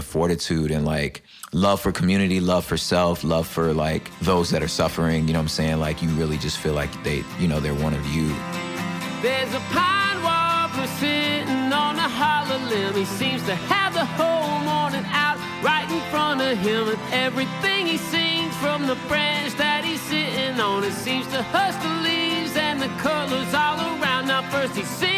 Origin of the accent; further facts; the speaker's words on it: Los Angeles, California, United States; also born or lived in West Covina, California / La Puente, California; Now I'm from South Central Los Angeles, inner city kid, LA native. Moved to San Gabriel Valley very shortly thereafter.